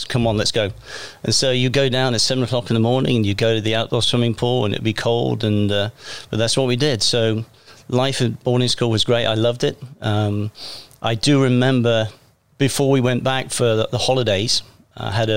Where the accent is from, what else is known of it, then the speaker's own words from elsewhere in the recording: England, United Kingdom; moved away as an adult; also born or lived in Bermuda; now in Alvin, United States; growing up in England, it was untraditional.